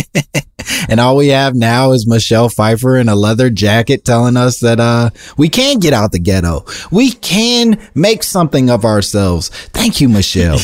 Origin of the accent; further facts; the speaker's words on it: Oak Park, Illinois, United States; I grew up in in Oak Park, in, eh, outside of Chicago